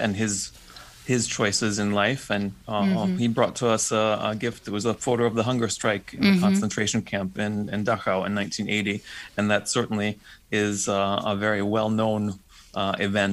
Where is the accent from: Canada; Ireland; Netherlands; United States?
United States; I'm a Slovak Roma by background, but I was born and raised in the States